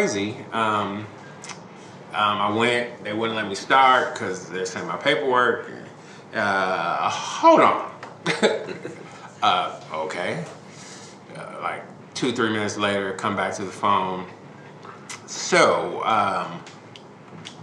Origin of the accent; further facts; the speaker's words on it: Chicago, Illinois, United States; moved away as an adult; now in Kansas City, United States; I'm born and raised in Chicago, and I am very much a Chicagoan